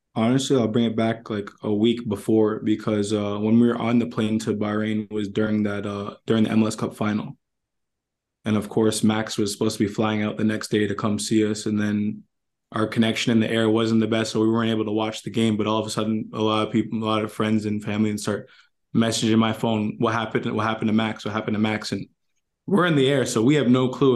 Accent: Toronto, Ontario, Canada; moved away as an adult; now in Minnesota, United States; we grew up in Toronto

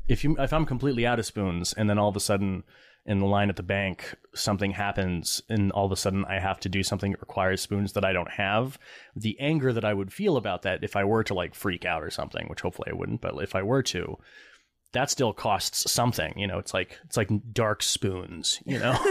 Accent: East Lansing, Michigan, United States; also born or lived in Connecticut; I grew up in East Lansing where, uh, you know, where Michigan State is

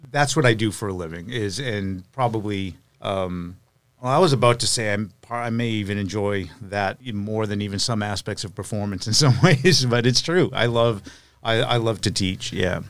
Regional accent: Lowell, Massachusetts, United States; now in Nashville, United States; I'm from Lowell, so it was a good central location

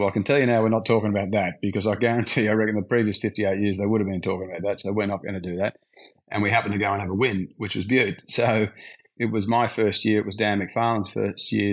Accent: Canberra, Australian Capital Territory, Australia; moved away; I'm from Canberra

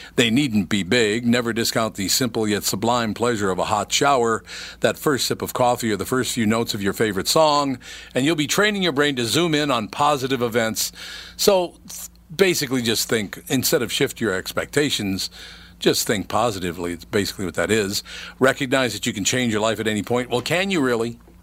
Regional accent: Minnesota, United States; moved away as an adult; I was born in Minnesota, raised in Minnesota, came back to Minnesota after I had left to do some business elsewhere.

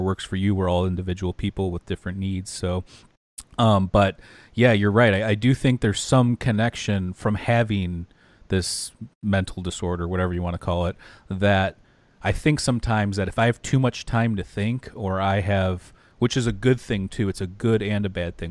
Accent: Detroit, Michigan, United States; also born or lived in outside Chicago; now in Chicago area, United States; we're both from the Detroit area

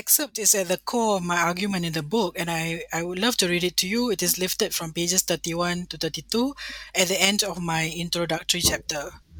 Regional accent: Singapore; As someone who was raised Peranakan in many ways, being very mixed as I grew up in Singapore

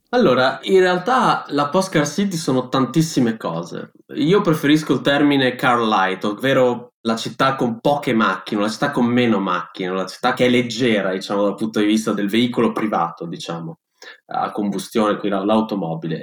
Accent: Bologna, Emilia-Romagna, Italy; io vengo, sono di Bologna, abito in quell'orribile calderone che è la pianura padana

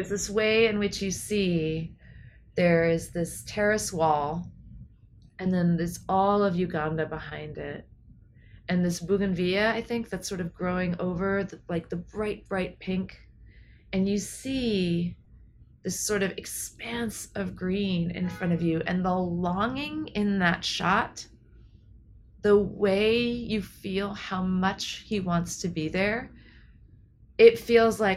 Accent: New Mexico, United States; I grew up in New Mexico

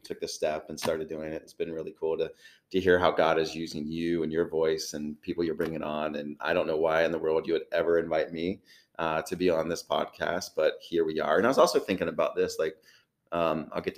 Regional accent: Chillicothe, Ohio, United States; I'm from Chillicothe, so born and raised

